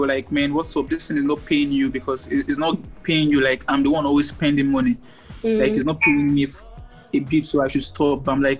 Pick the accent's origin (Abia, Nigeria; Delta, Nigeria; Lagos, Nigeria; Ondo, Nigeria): Abia, Nigeria; also born or lived in Akwa Ibom; I'm from Abia State.